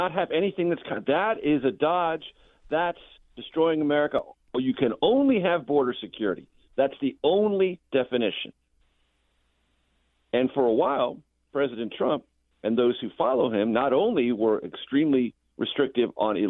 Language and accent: English; San Diego, California, United States; I was a child growing up in San Diego